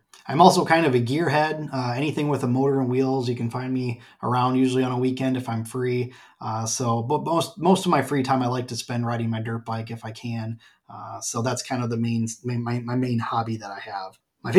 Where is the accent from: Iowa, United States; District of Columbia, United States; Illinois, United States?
Iowa, United States; Peosta; also born or lived in Dyersville, Iowa; I'm also a volunteer firefighter paramedic with the Centralia Piasta Fire Department in my hometown, where I've served since 2013 as a member.